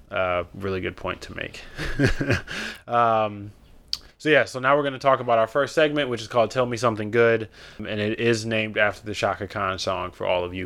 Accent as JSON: {"language": "English", "town": "Detroit", "region": "Michigan", "country": "United States", "said": "I'm still from Detroit."}